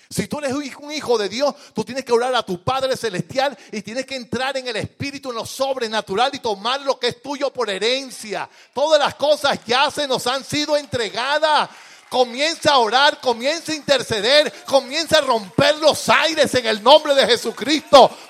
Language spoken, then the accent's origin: Spanish; Venezuela; moved away; Yo en estos días, yo metí, eh, como vengo de Venezuela el año pasado, una certificación laboral para arreglar los papeles.